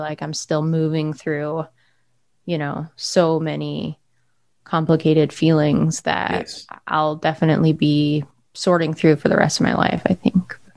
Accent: Monument, Colorado, United States; moved away as an adult; also born or lived in New York City; now in Philadelphia, United States; I grew up in Monument, Colorado, which is a small town about 50 miles south of Denver.

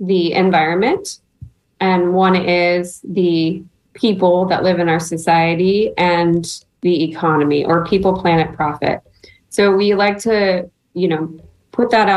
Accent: Nebraska, United States; moved away as an adult; also born or lived in Texas; now in Florida, United States; I grew up in Nebraska, being landlocked

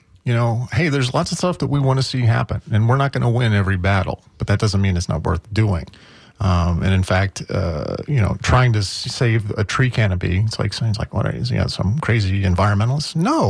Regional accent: Midwest, United States; And I think there's a certain attitude about being a Midwesterner. Certainly, you know, we tend to be polite there. You get, you know, your accent, you know, and all that.

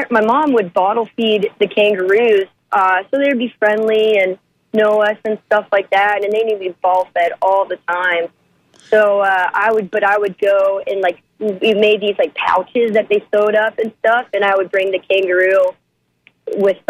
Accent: Mount Dora, Florida, United States; I grew up in Mount Dora, Florida

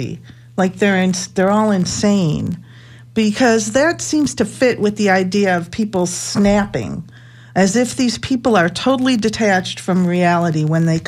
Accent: Buffalo, New York, United States; now in Tampa, United States; Buffalo, New York, actually my hometown.

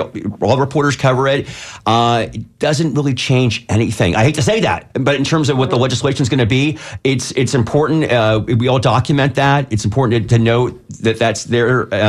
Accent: San Francisco, California, United States; moved away as an adult; also born or lived in Berkeley, California; now in Florida, United States; it maybe is in San Francisco where I grew up.

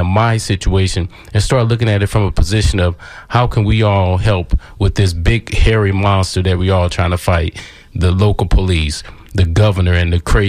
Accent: East St. Louis, Illinois, United States; moved away; when I go to my hometown, East St. Louis

